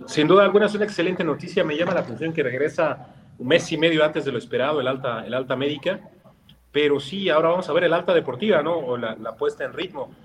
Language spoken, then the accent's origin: Spanish; Mexico; buscamos en cada uno de nosotros como mexicanos, algún pariente europeo vamos a tener